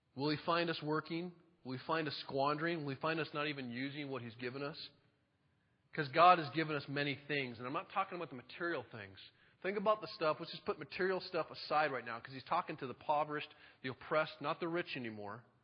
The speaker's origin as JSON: {"language": "English", "town": "Monroe", "country": "United States", "tie": "born or raised there", "said": "I grew up in Monroe"}